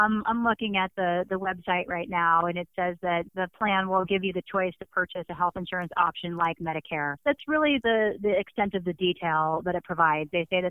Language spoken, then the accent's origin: English; Phoenix, Arizona, United States; I'm from Phoenix, Arizona.